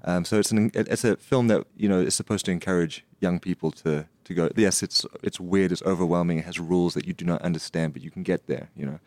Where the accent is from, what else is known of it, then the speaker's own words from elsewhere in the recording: Nelspruit, Mpumalanga, South Africa; also born or lived in United States; when I grew up in Nelspruit, which is the Lofe, you know, the Lofeveld.